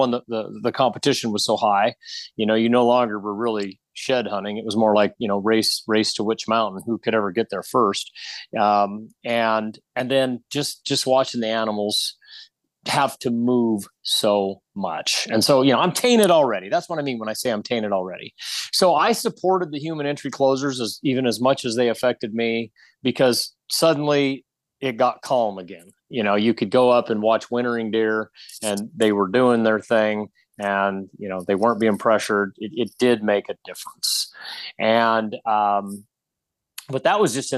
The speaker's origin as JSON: {"language": "English", "town": "Iona", "region": "Idaho", "country": "United States", "tie": "born or raised there", "said": "My hometown, Iona, Idaho"}